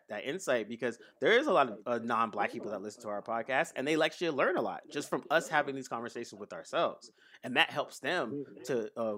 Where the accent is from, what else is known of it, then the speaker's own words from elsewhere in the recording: Bay Area, California, United States; I grew up in the Bay Area